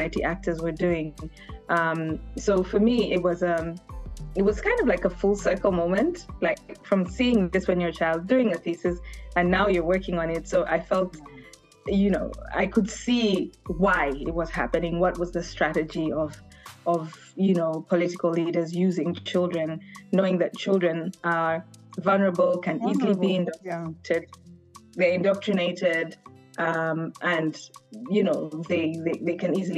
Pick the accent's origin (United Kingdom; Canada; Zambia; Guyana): Zambia; moved away; also born or lived in Uganda / Geneva, Switzerland; We lived in Zambia because of the political situation at the time in Uganda. So I grew up in Zambia